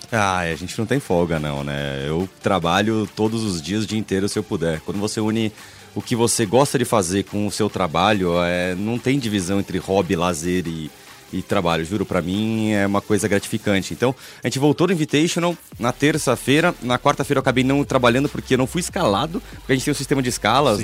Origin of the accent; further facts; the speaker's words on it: São Paulo, Brazil; moved away; Eu, eu sou do Tatuapé, nessa época eu morava no Tatuapé.